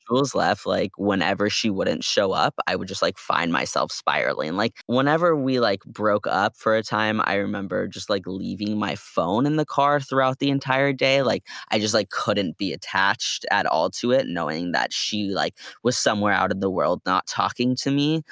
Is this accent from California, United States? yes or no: yes; Bay Area, California, United States; we're from the Bay Area